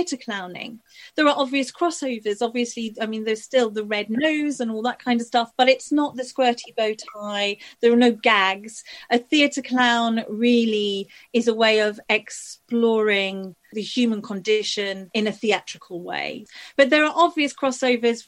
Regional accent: Leeds, Yorkshire and the Humber, United Kingdom; also born or lived in Liverpool / Isle of Man; I grew up in Leeds, you know, I come from a working class family in Leeds

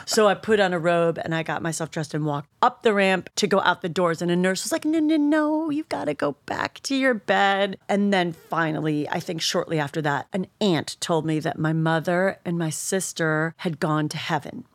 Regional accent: Shaker Heights, Ohio, United States; moved away; Cleveland, Ohio. I'm from Shaker Heights.

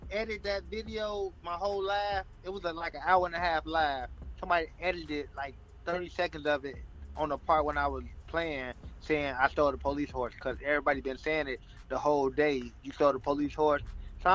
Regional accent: Chicago, Illinois, United States; I'm from Eastside, 62nd and Kimbark

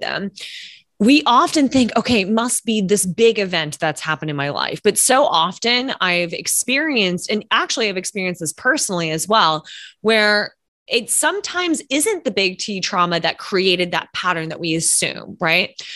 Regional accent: Lexington, Kentucky, United States; now in New York City, United States; I'm originally from Lexington, Kentucky

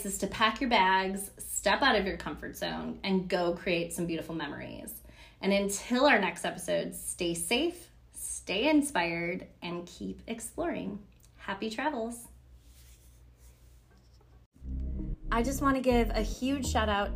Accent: Buffalo, New York, United States; I grew up in Buffalo, New York

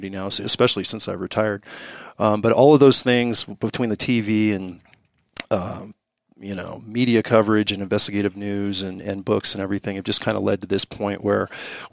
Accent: Morgan Hill, California, United States; moved away as an adult; now in Montana, United States; Born and raised in the Silicon Valley, have family in Montana.

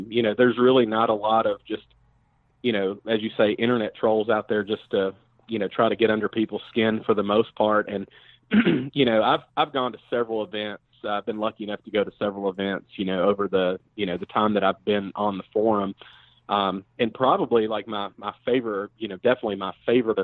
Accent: Nashville, Tennessee, United States; moved away as an adult; now in Charlotte, United States; I'm originally from Nashville

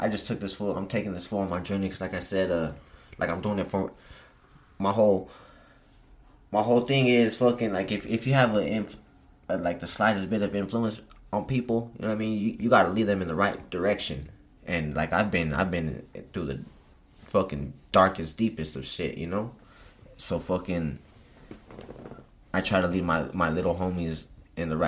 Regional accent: Pueblo, Colorado, United States; I'm from Pueblo

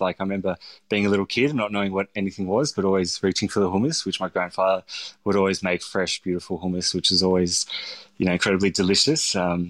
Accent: St Kilda, Victoria, Australia; had these sort of memories of growing up in St Kilda and going to the Stoke House and eating dad's food.

